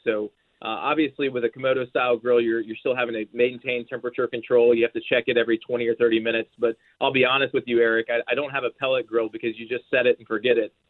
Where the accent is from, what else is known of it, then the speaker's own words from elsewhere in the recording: Georgia, United States; now in Nashville, United States; I grew up in Georgia